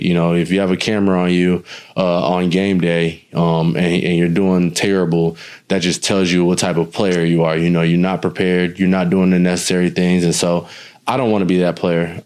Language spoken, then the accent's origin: English; New Smyrna Beach, Florida, United States; my hometown is literally 45 minutes east of Orlando. Um, you take I I nine or I four uh, east, and you will hit New Smyrna um, and Daytona area, the Volusia County area